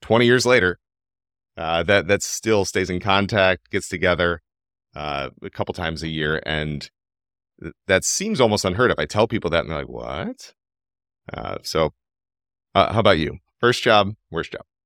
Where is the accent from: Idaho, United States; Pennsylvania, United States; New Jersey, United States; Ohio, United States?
Ohio, United States; Cleveland; I was born and raised in Cleveland, Ohio. My family's been here for a while.